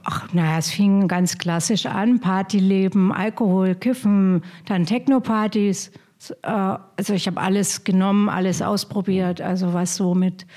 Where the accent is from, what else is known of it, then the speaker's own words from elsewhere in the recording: Hof, Bavaria, Germany; now in Potsdam, Germany; ich komme ja aus Hof